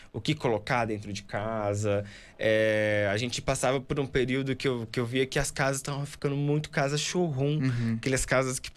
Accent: Mato Grosso, Brazil; now in São Paulo, Brazil; eu vim do Mato Grosso, como você também, é, e a gente chega em São Paulo

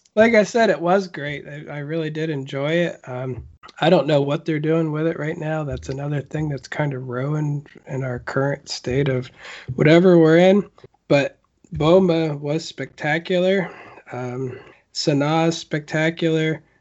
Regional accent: United States; as an American

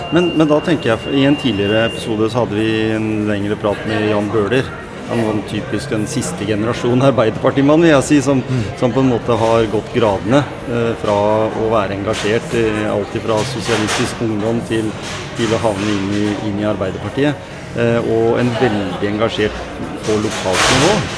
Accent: Skien, Telemark, Norway; jeg har vokst opp i Gråten

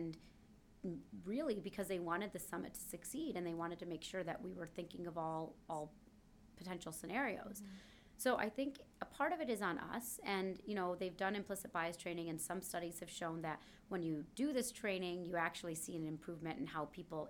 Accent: Kalamazoo, Michigan, United States; moved away; I came from Kalamazoo, Michigan.

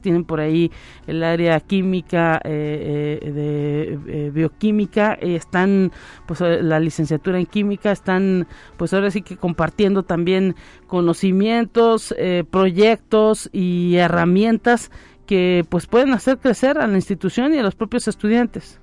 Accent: Mexico; México también vive ese problema de la migración y pues también hay tanto eh, colombianos como venezolanos que quieren pasar hacia el norte de nuestro país

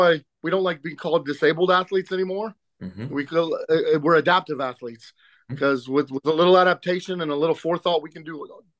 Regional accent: Middletown, Ohio, United States; I'm from Middletown, Ohio in the USA

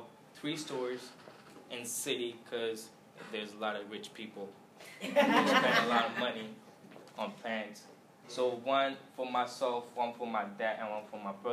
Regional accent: India; now in United States; I born in India, came here 5 years ago, and so I born and raised in India

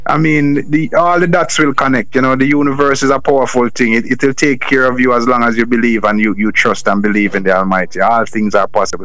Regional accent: Jamaica; I am from Jamaica, and Jamaica is not the easiest.

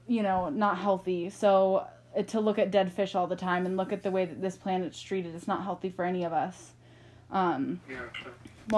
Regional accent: United States; I'm American

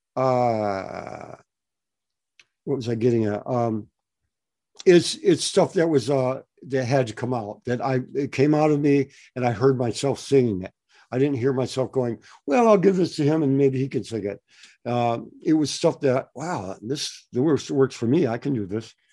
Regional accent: Detroit, Michigan, United States; now in West Coast, United States; I grew up in Detroit about uh, quite a while back.

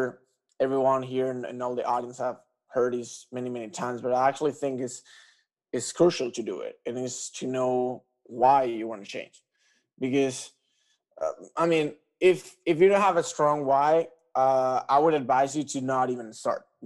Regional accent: Tenerife, Canary Islands, Spain; I'm from Tenerife Island.

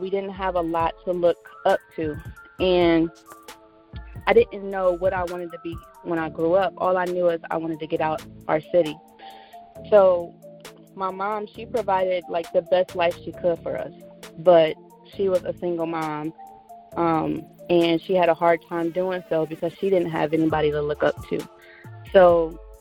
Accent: Cleveland, Ohio, United States; I'm from Cleveland, Ohio

